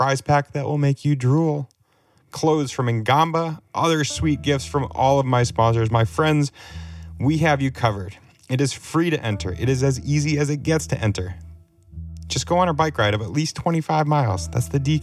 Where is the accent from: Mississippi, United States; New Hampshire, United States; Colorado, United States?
New Hampshire, United States; moved away as an adult; now in Vermont, United States; I'm from New Hampshire